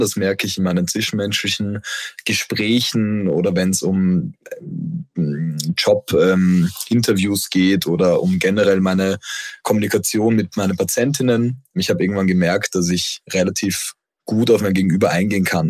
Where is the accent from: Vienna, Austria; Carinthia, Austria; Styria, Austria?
Vienna, Austria; moved away; also born or lived in Düsseldorf; Ich komme ja ursprünglich aus Wien